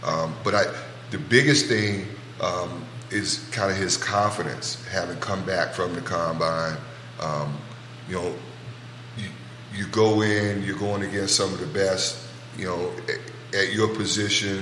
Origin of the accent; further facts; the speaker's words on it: Richmond, Virginia, United States; from my hometown, the RVA